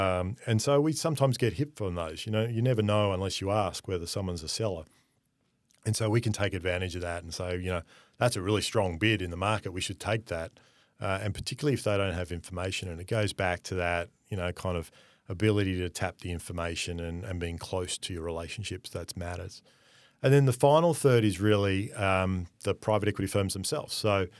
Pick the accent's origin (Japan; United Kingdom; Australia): Australia; given we are Australian, that most of these groups actually want more Australian representation on their LP.